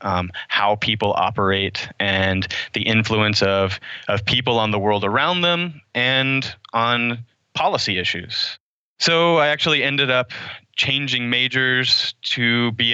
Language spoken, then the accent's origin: English; Oklahoma, United States; moved away as an adult; also born or lived in Waco, Texas; I grew up in Oklahoma.